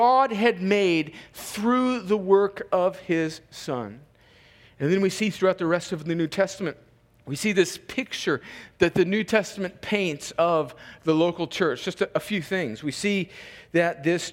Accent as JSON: {"language": "English", "country": "United States", "tie": "born or raised there", "said": "I'm an American because I was born in America. Barely. But I was born like 1 mile north of the fence"}